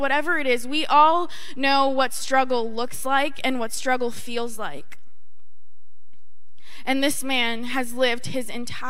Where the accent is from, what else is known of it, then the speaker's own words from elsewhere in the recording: North Shore of Boston, Massachusetts, United States; I'm from the North Shore of Boston